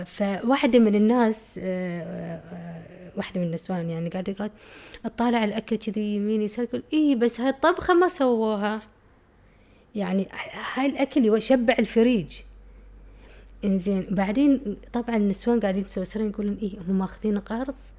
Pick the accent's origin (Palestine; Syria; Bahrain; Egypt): Bahrain; Muharraq, Muharraq Governorate; also born or lived in United Kingdom; كنت أفتكر إن أنا بحرينية، أنا محرقية